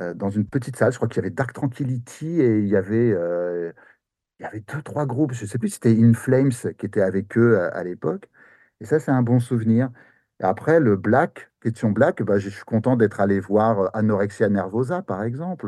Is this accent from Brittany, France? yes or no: no; near Paris, Île-de-France, France; moved away as an adult; now in Japan; je suis français